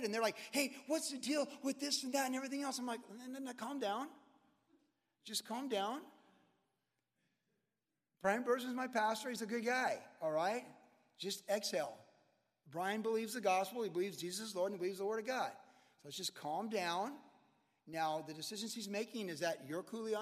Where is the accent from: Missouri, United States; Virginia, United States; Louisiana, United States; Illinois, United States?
Virginia, United States; Charlottesville; moved away; I grew up in Virginia